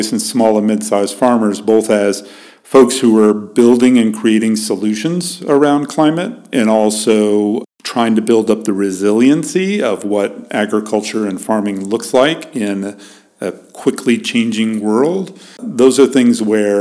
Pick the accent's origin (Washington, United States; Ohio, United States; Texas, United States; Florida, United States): Texas, United States; Dallas; moved away as an adult; now in Minnesota, United States; I grew up in the suburbs of Dallas, Texas